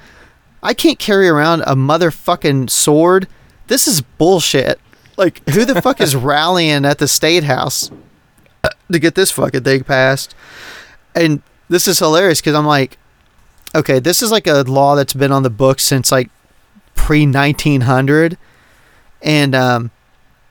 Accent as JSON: {"language": "English", "region": "Texas", "country": "United States", "said": "as a Texan"}